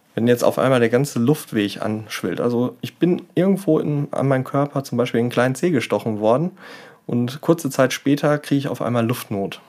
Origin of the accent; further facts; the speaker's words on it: Germany; hier bei uns in Deutschland